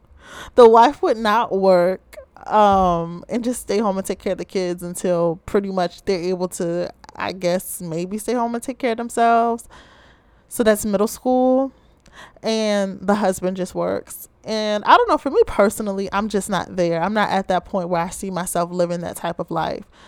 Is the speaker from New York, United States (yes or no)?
no; Baltimore, Maryland, United States; I'm from the Charm City, Ravens Nation, or as many of you may call it, Be More, Baltimore, Maryland